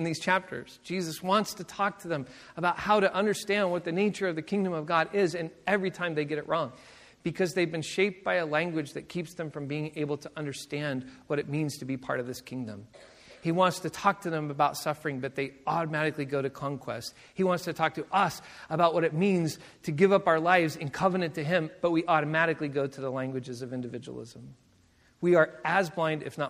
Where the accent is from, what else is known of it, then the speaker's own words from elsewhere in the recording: Seattle, Washington, United States; I grew up in Seattle